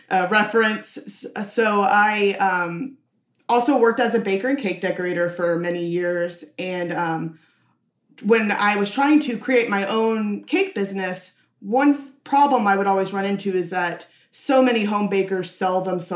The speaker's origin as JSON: {"language": "English", "town": "Nashville", "region": "Tennessee", "country": "United States", "tie": "born or raised there", "said": "I was born and raised in Nashville."}